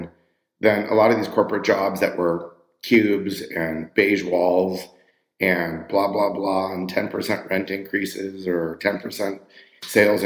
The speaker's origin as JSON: {"language": "English", "town": "Los Angeles", "region": "California", "country": "United States", "tie": "born or raised there", "said": "I was born and raised in Los Angeles, California"}